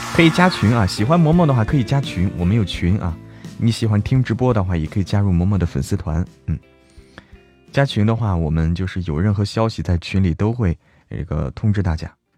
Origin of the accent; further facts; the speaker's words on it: Zhangjiakou, Hebei, China; 我家乡哪里的？张家口